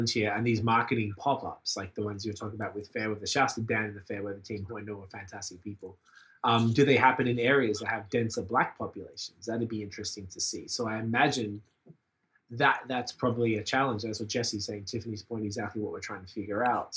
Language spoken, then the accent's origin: English; Australia; now in Montreal, Canada; we're from Australia